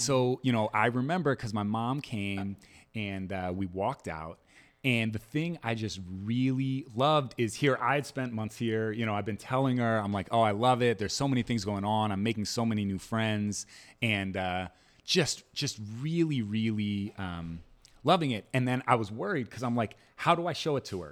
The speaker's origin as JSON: {"language": "English", "region": "Maryland", "country": "United States", "tie": "born or raised there", "also_born_or_lived": "New Orleans, Louisiana", "moved": "yes", "lives_now": "Camden, United States", "said": "I'm a Maryland native, a Camden resident, and a New Orleanian at heart"}